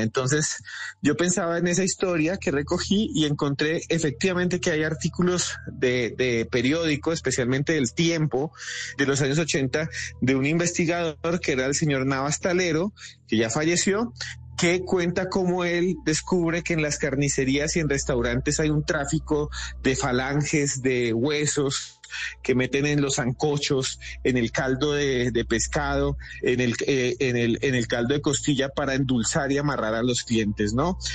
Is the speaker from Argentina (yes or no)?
no; Colombia; somos los colombianos